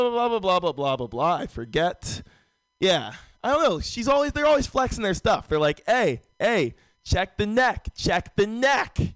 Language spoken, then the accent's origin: English; San Francisco, California, United States; Uh, born and raised in San Francisco. San Francisco's a very white city.